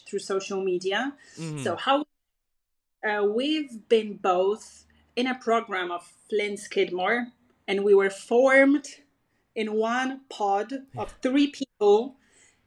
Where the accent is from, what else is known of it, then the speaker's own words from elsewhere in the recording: Przysucha, Masovian Voivodeship, Poland; moved away as an adult; now in South America; I was born in a tiny, tiny town in central Poland